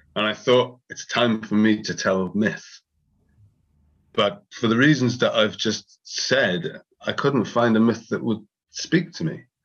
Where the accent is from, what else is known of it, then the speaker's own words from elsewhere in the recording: Wales, United Kingdom; my actual experience of growing up in Wales